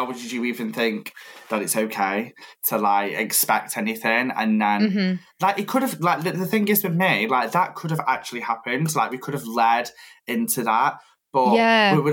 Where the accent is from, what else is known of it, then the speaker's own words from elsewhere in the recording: Stoke-on-Trent, West Midlands, United Kingdom; now in Manchester, United Kingdom; I'm from Stoke, but I live in Manchester.